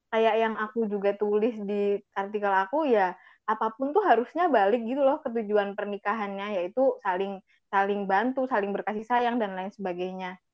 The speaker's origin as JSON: {"language": "Indonesian", "region": "Java", "country": "Indonesia", "said": "kita orang Jawa sering banget dilekatkan sama ya kamu udah nikah harusnya kayak gini"}